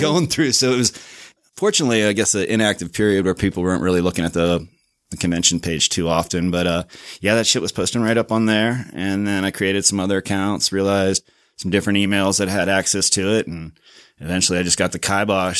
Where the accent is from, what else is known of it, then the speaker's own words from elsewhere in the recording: Virginia Beach, Virginia, United States; moved away as an adult; also born or lived in Pittsburgh / Richmond, Virginia; now in Salt Lake City, United States; I was born in Pittsburgh, grew up in Virginia Beach, and then lived in Richmond, Virginia for a while